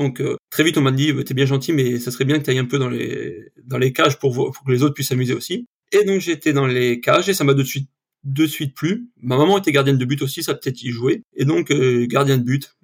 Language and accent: French; Yvelines, Île-de-France, France; now in Ariège, France; je suis né dans les Yvelines